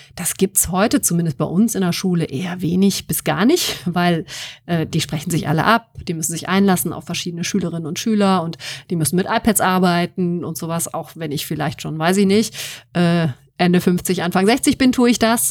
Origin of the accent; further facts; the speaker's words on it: Wuppertal, North Rhine-Westphalia, Germany; moved away as an adult; now in Münster, Germany; ich bin in Wuppertal geboren, bin ja. dann zum Studium hier hingekommen